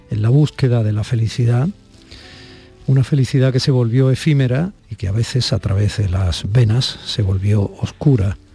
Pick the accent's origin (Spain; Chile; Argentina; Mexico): Spain; Andalusia; yo estuve personalmente muchos años trabajando allí como periodista andaluz, como la novena capital de nuestra tierra